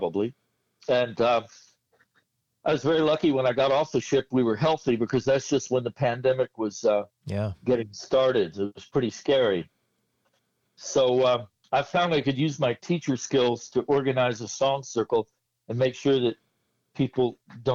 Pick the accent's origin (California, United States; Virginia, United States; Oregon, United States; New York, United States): Virginia, United States; Front Royal; now in Centreville, United States; I'm from Front Royal, so it's sort of like a Winesburg, Ohio thing